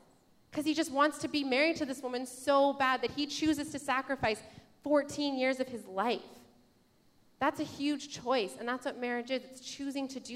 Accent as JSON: {"language": "English", "region": "Saskatchewan", "country": "Canada", "said": "I'm from Saskatchewan. My family's from Saskatchewan."}